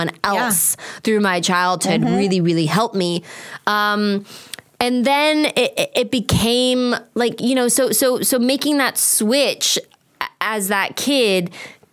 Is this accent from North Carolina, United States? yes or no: no; Apple Valley, California, United States; I grew up in Apple Valley.